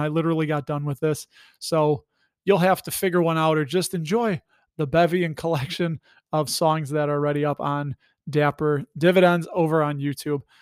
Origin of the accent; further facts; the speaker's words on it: Chicago, Illinois, United States; I'm from Chicago. Got my Blackhawks hat on. I was born and raised here